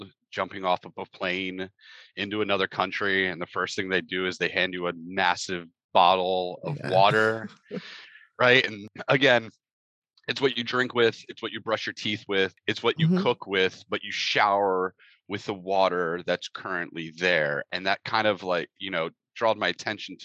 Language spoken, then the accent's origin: English; Pennsylvania, United States; moved away as an adult; I grew up in Pennsylvania, typical childhood